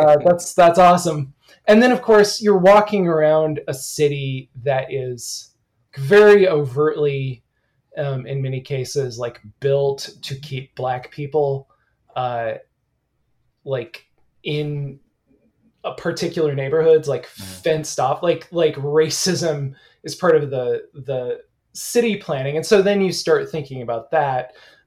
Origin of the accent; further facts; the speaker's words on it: Alma, Michigan, United States; also born or lived in the South; now in Ann Arbor, United States; I grew up in Elma, Michigan. So, you know, college town.